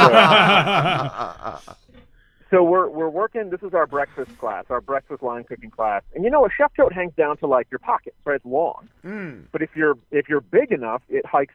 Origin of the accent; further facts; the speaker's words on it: Michigan, United States; now in Chicago, United States; I'm from Michigan originally, so I'm a Tigers fan